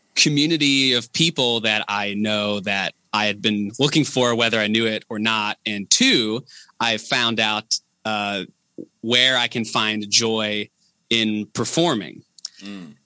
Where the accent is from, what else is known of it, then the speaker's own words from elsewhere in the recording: Enon, Ohio, United States; now in Yellow Springs, United States; i grew up in enon the town over